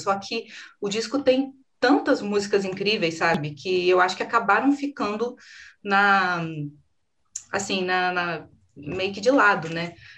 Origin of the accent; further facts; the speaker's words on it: Brazil; a gente é brasileiro